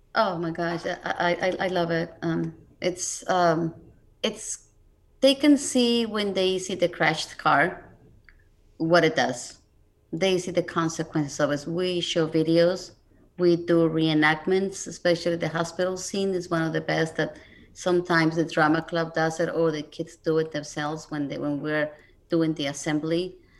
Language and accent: English; Mexico City, Mexico; moved away; I'm originally from Mexico City, so I didn't grow up here